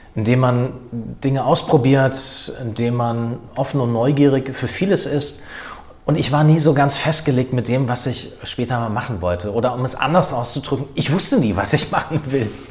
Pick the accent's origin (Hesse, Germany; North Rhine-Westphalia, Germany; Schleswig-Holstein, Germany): Hesse, Germany; Wiesbaden; Ich bin ja aus Wiesbaden, von daher bin ich mit der Nähe des Rheingaus aufgewachsen